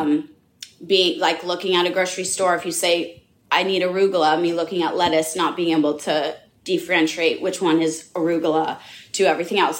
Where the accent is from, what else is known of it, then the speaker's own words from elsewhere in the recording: Los Angeles, California, United States; I grew up in Los Angeles, California